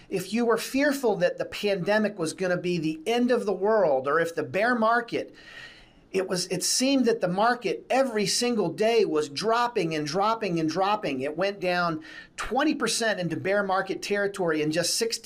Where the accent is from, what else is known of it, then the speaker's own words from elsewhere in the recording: United States; We as the American citizens